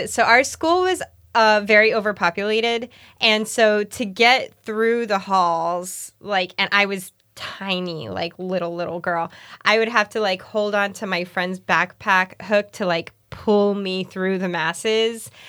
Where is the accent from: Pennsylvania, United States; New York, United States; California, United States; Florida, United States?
Florida, United States; Miami; Growing up in Miami?